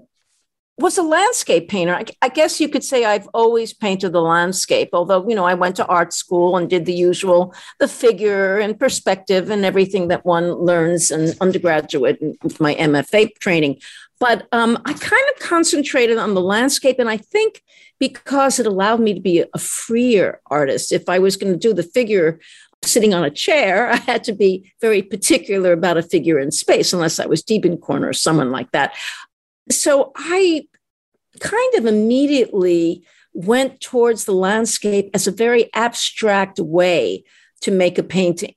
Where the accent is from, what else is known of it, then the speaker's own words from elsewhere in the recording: New York City, New York, United States; I grew up in a city. I grew up in Brooklyn, in an apartment building